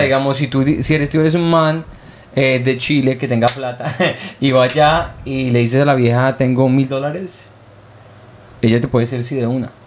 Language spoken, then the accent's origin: Spanish; Colombia; moved away; also born or lived in Montreal; la gente pervertida como lo somos los colombianos